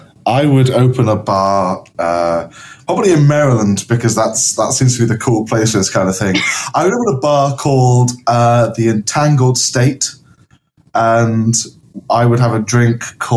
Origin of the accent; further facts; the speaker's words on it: Liverpool, North West England, United Kingdom; now in London, United Kingdom; I just grew up with it. I'm from Liverpool